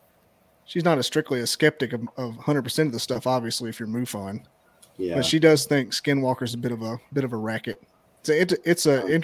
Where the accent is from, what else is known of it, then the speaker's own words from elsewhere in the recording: Scottsboro, Alabama, United States; So I started off with friends from back home, because I'm from Scottsboro. So I had just small towns. Everybody knew everybody.